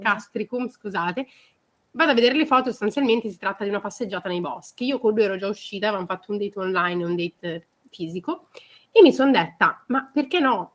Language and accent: Italian; Milan, Lombardy, Italy; Ve lo dico io da milanese